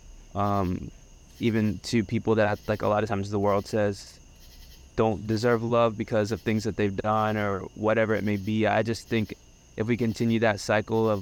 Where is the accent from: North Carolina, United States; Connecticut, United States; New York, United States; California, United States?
North Carolina, United States; Statesville; moved away as an adult; now in Boston, United States; I'm from the South, dude. Like, we say hi to everybody you see on the street